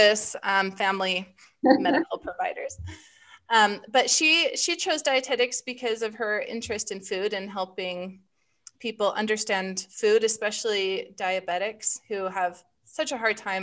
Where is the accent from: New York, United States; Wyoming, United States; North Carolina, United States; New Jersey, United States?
Wyoming, United States; I grew up in Wyoming and chose University of Wyoming